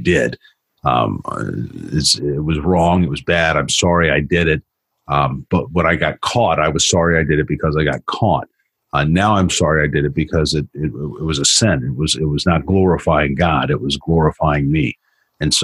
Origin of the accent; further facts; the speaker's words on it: Florida, United States; moved away; also born or lived in Colorado; I grew up in the South in Florida